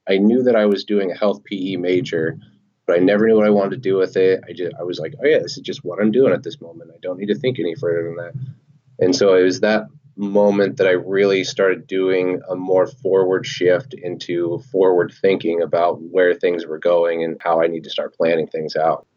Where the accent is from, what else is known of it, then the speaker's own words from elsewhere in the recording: Oregon, United States; moved away; I'm originally from Oregon